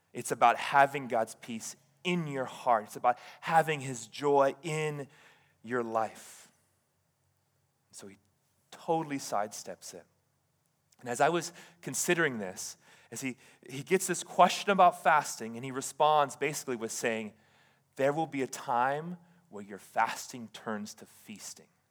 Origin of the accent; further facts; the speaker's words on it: Hawaii, United States; moved away as an adult; now in Oregon, United States; I did pastoring in Hawaii